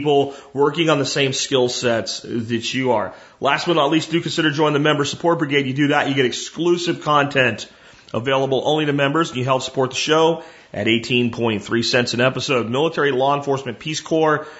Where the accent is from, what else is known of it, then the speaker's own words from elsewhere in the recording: Texas, United States; I'm a Texan